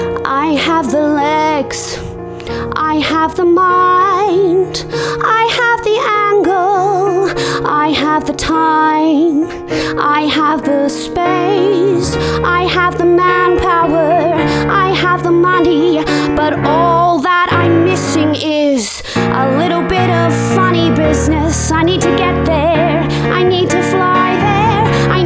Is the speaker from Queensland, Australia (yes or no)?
no; Tasmania, Australia; accent: very country; I'm from Tasmania.